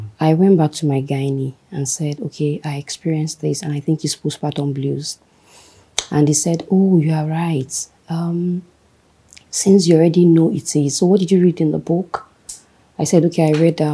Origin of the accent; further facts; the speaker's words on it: Ife, Osun, Nigeria; moved away; I grew up in Ife.